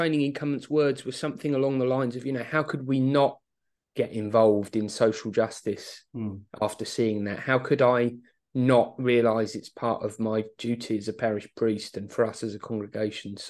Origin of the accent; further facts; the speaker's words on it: Aylesbury, South East England, United Kingdom; now in Luton, United Kingdom; a school where I grew up in Aylesbury in Buckinghamshire